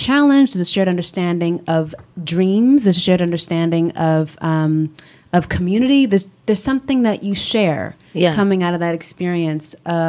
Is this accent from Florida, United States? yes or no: no; Los Angeles, California, United States; accent: valley girl; the growing up in LA is fascinating because everyone in LA, every girl in LA has a valley girl in her.